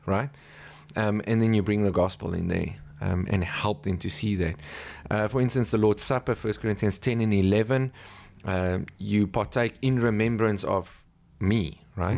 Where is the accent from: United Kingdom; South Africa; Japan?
South Africa; I'm from South Africa.